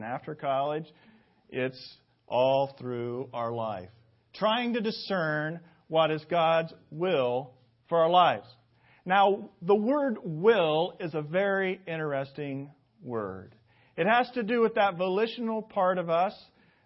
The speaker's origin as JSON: {"language": "English", "town": "Indianapolis", "region": "Indiana", "country": "United States", "tie": "born or raised there", "said": "my hometown of Indianapolis"}